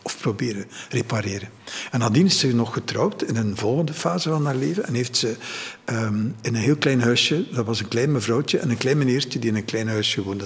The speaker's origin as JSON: {"language": "Dutch", "town": "Ghent", "region": "Flanders", "country": "Belgium", "tie": "born or raised there", "said": "ik ben geboren in Gent, maar mijn ouders zijn even buiten Gent in de te gaan wonen."}